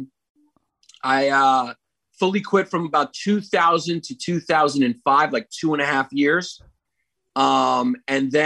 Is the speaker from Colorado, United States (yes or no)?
no; New York City, New York, United States; also born or lived in Miami, Florida; I'm from Park Slope, Brooklyn.